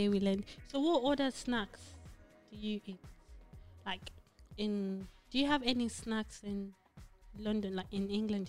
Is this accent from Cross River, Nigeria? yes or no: no; Imo, Nigeria; now in United Kingdom; So I'm from the Imo, like the Igbos.